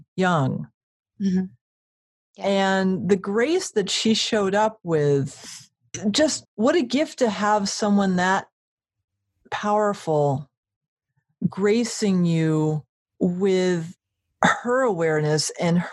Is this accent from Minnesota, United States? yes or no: no; Connecticut, United States; also born or lived in Maine; now in West Coast, United States; I grew up in Connecticut